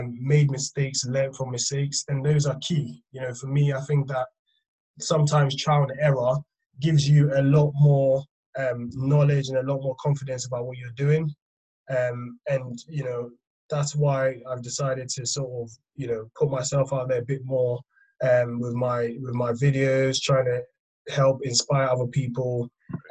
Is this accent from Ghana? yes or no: yes; Ghana; now in United Kingdom; I grew up in Ghana. I was born in the UK, but I did grow up in Ghana. So I spent most of my developmental years in Ghana